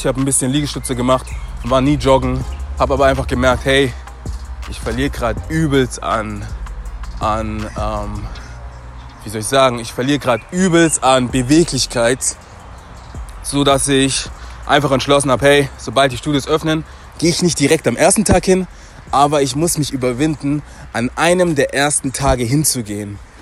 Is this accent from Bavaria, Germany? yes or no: no; Stuttgart, Baden-Württemberg, Germany; moved away as an adult; now in Frankfurt, Germany; Ich bin jetzt hier in der neuen Stadt, Frankfurt. Ich bin weiterhin Stuttgarter